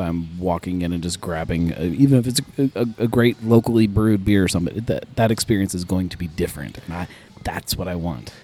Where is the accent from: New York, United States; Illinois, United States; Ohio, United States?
Ohio, United States; Cincinnati; in Cincinnati, we feel like we have to do things the hard way sometimes